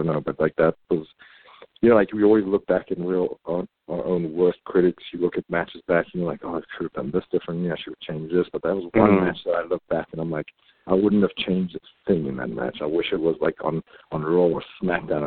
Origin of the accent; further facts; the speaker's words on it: South Africa; moved away; my home country of South Africa